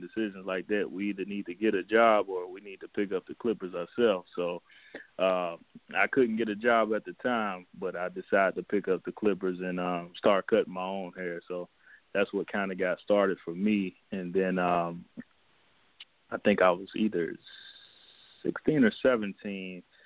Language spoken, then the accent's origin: English; Cincinnati, Ohio, United States; I'm from Cincinnati, Ohio